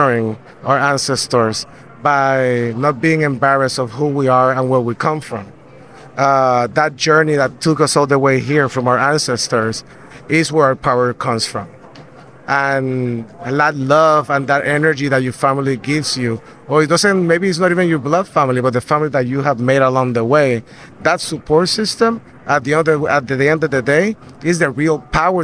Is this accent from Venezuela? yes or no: no; Puerto Rico; I'm from Puerto Rico